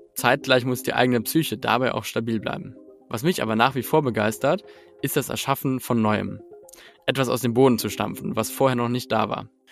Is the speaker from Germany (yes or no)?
yes; Hamburg, Germany; als Hamburger Junge habe ich die Werte des Erbaren Kaufmanns mitbekommen